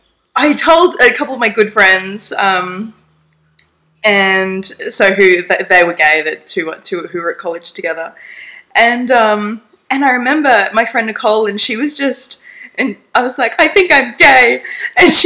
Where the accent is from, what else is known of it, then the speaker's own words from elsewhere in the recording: Stanthorpe, Queensland, Australia; now in Bundaberg, Australia; I grew up down in Stanthorpe